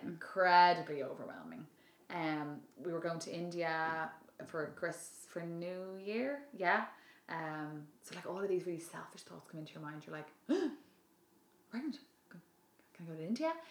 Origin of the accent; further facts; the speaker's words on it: Dublin, Leinster, Ireland; my original original background I'm from Dublin